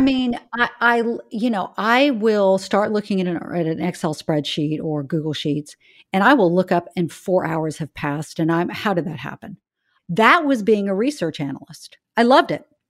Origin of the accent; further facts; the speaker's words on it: Charleston, South Carolina, United States; moved away as an adult; I grew up in Charleston, South Carolina.